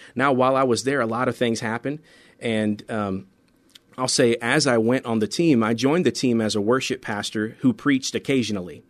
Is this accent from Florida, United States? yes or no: yes; central Florida, United States; moved away as an adult; also born or lived in Bristol, Tennessee / Memphis, Tennessee / Colorado; now in San Antonio, United States; most of my, uh, real childhood, high school, college was in Florida, in, uh, central Florida